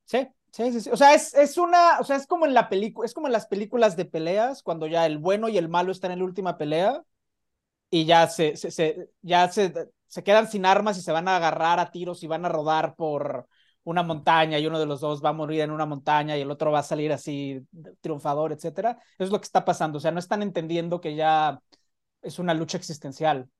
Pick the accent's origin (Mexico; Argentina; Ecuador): Mexico; como buen mexicano